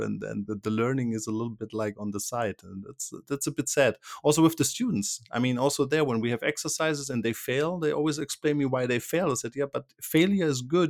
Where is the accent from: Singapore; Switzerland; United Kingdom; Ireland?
Switzerland; I'm from Switzerland